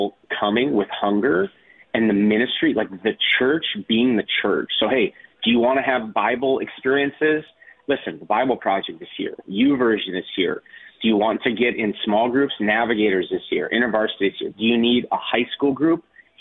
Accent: North Dakota, United States; now in Minneapolis, United States; I'm a kid from North Dakota. I live in Minneapolis

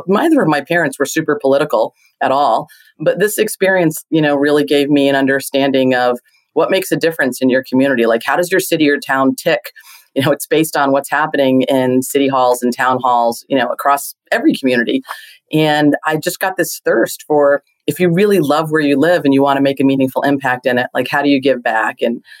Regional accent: Hawaii, United States; born there; I feel fortunate that I'm a Navy brat. I was born in Hawaii, lived all over.

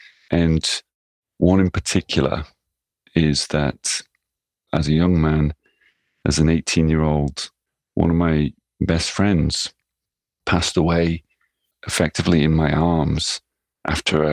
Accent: England, United Kingdom; also born or lived in Netherlands / New York, United States; now in Japan; as someone growing up in England or having lived in Holland or even lived in New York as a child or even as a young man

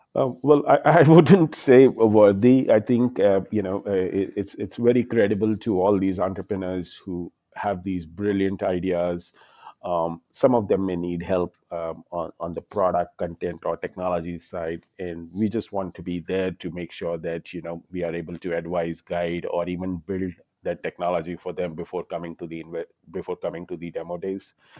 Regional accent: India; now in New York City, United States; I'm an Indian

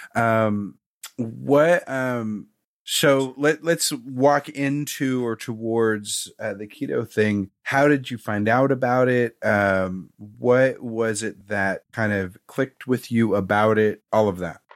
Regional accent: Raytown, Missouri, United States; I am from the Missouri side. Okay. I grew up in Raytown, which is just off of Kansas City proper.

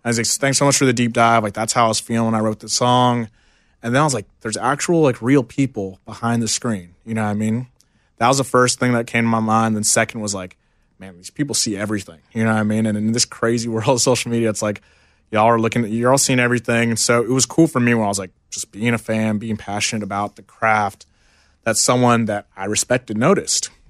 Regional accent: Houston, Texas, United States; Houston, Texas, born and raised

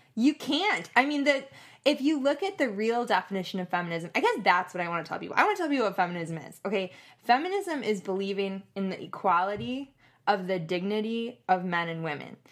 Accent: Madison, Wisconsin, United States; moved away as an adult; also born or lived in Louisiana; I'm from Madison, Wisconsin

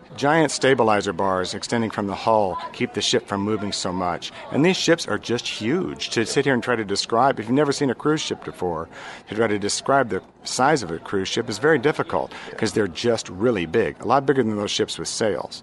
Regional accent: Orlando, Florida, United States; I'm from Orlando.

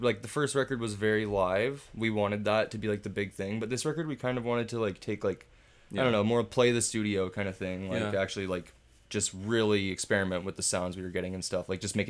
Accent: Brantford, Ontario, Canada; we're from Brantford, so that's our 519.

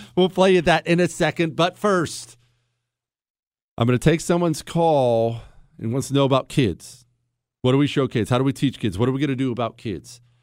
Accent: United States; moved away; I grew up in Ohio, Montana.

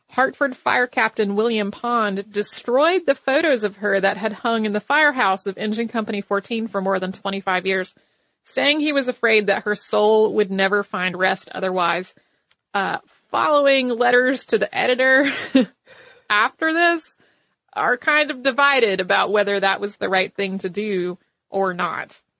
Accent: Perth, Western Australia, Australia; I'm from Perth, Western Australia.

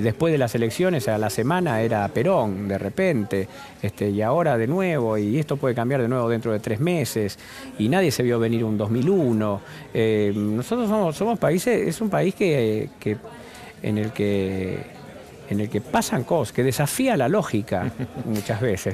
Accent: Argentina

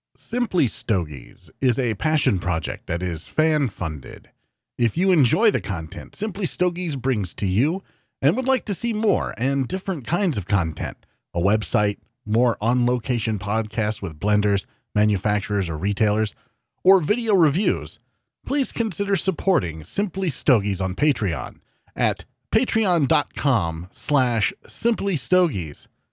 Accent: Iowa, United States; my home state of Iowa

